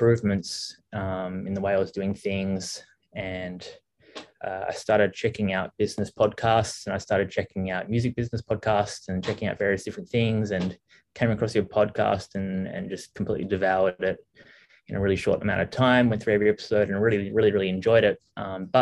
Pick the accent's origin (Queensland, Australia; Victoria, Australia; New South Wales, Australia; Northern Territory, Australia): Victoria, Australia; Melbourne; moved away as an adult; now in Vietnam; I'm from Australia, originally Melbourne, Australia.